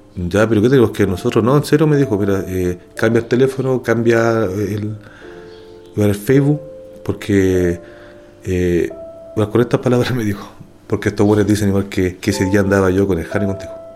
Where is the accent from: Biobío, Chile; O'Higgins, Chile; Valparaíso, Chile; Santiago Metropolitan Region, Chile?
Santiago Metropolitan Region, Chile; Santiago; Soy nacido y criado en Santiago, en la comuna de Los Pejos